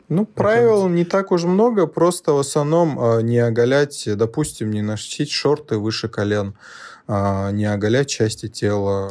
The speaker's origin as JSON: {"language": "Russian", "town": "Magaramkent", "region": "Dagestan", "country": "Russia", "tie": "born or raised there", "also_born_or_lived": "Rostov-on-Don", "said": "вырос в Дагестане, в селении Магарамкент, это недалеко от границы с Азербайджаном, южнее Дервента."}